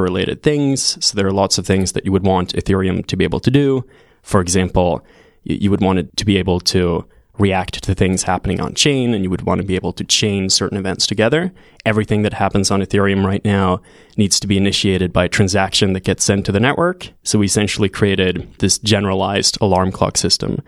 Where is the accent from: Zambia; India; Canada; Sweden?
Sweden; moved away as an adult; also born or lived in California; I'm originally from Sweden, moved to California to do a C S at Stanford four years ago in twenty fourteen